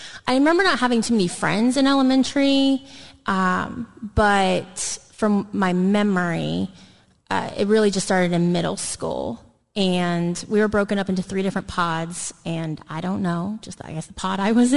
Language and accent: English; Dayton, Ohio, United States; now in Columbus, United States; I'm not from the Columbus area, so I'm from the Dayton area. It's about an hour west of here. And so I was raised in the church.